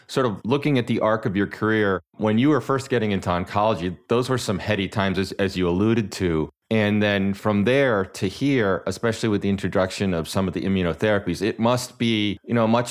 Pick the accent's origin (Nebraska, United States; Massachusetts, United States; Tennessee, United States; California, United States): Massachusetts, United States; moved away; also born or lived in Houston / Fort Worth, Texas; I'm from Massachusetts